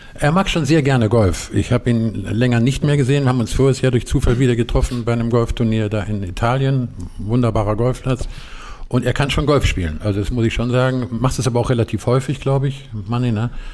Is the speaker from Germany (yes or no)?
yes; Eifel, Germany; Ich bin in der Eifel groß geworden